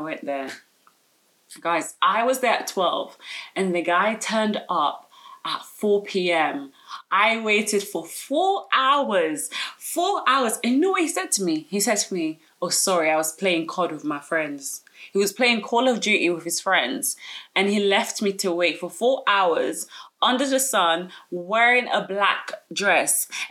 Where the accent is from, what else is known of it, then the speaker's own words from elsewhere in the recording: London, United Kingdom; I'm from South London, I grew up in South